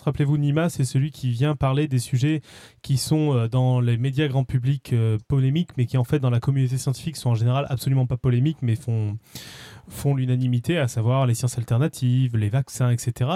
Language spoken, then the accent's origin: French; Toulouse, Occitania, France; moved away; Je viens de Toulouse à la base